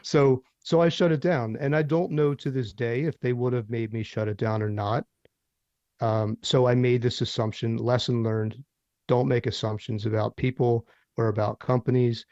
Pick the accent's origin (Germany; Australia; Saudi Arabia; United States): United States; Philadelphia, Pennsylvania; now in Nashville, United States; I'm from Philadelphia